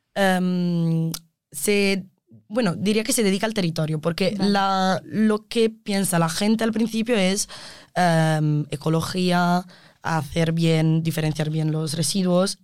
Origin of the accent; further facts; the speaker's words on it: Italy; Spanish is a second language; moved away as an adult; now in Spain; Aunque sé que sigo siendo la italiana